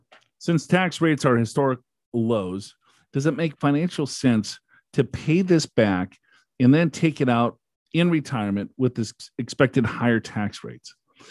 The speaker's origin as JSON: {"language": "English", "town": "Floyds Knobs", "region": "Indiana", "country": "United States", "said": "from Floyd Knobs, India."}